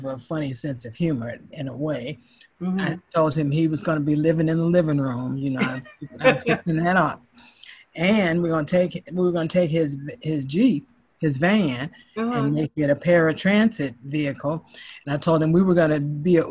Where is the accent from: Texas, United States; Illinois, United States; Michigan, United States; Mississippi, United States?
Illinois, United States; Chicago; I am from Chicago, Illinois, and I love this place